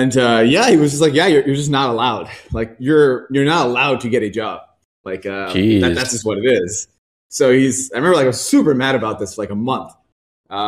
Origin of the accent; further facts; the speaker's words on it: Pembroke Pines, Florida, United States; also born or lived in Pakistan; now in San Francisco, United States; I grew up in outside of Miami, like a small suburb called Pembroke Pines. I guess I originally came from Pakistan and came here and I was I was around 8 and then grew up outside of Miami